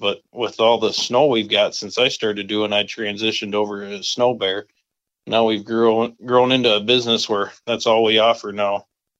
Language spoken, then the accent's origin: English; Sioux Falls, South Dakota, United States; now in Webster, United States; So I'm originally from Sioux Falls, South Dakota. I graduated in a little town just north of there, about 20 miles. I grew up fishing eastern South Dakota with my dad mostly.